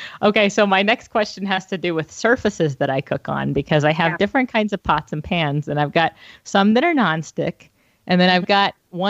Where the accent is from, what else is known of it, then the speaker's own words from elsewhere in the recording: North Carolina, United States; I'm saying this as a Southerner, like I'm from North Carolina